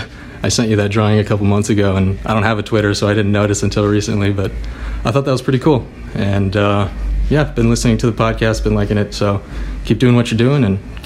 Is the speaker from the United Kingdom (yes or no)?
no; Iceland; now in United States; I'm from Iceland, but I'm living in Arizona right now.